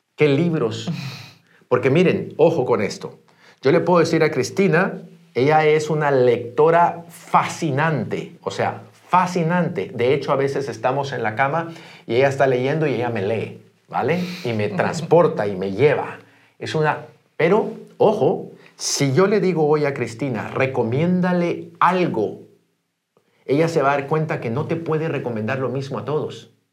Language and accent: Spanish; Guatemala; moved away; yo soy guatemalteco, pero estoy haciendo el negocio dentro de Iberia